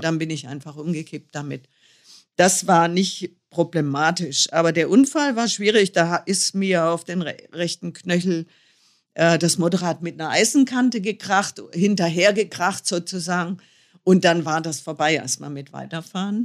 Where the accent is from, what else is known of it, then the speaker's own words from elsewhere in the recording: North Hesse, Germany; Nordhessen, wo ich herkomme